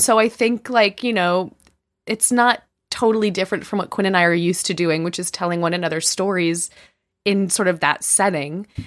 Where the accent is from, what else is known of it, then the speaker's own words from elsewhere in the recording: Chicago, Illinois, United States; I'm from the Midwest, but I'm from Chicago